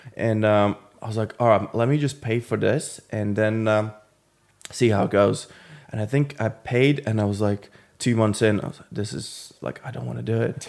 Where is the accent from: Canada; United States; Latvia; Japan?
Latvia; moved away as an adult; now in London, United Kingdom; originally I'm from Latvia